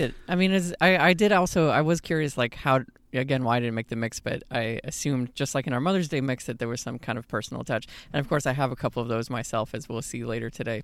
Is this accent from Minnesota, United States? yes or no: no; Houston, Texas, United States; moved away as an adult; I also actually was born Houston, so, uh, and lived in Texas most of my life